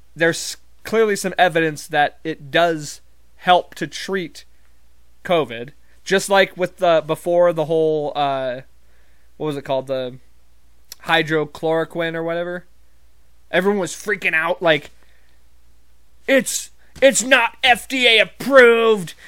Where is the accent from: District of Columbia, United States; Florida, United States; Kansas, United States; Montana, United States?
Montana, United States; I'm not from Texas, I'm from Montana